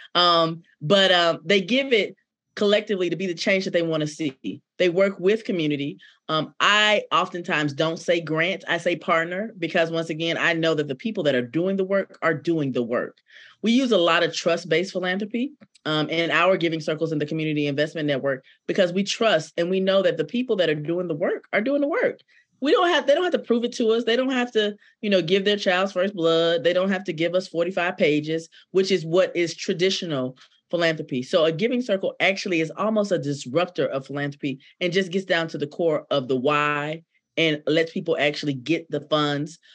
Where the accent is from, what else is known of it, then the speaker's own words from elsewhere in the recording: Decatur, Georgia, United States; I am born and raised in Decatur, Georgia, by way of Atlanta